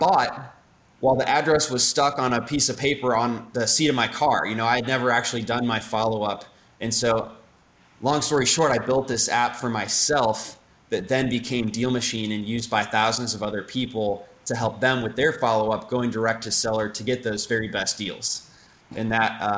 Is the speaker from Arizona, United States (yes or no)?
no; St. Louis, Missouri, United States; moved away as an adult; also born or lived in Indianapolis, Indiana; I grew up in St. Louis, Missouri, went to engineering school, moved out to Indianapolis for work after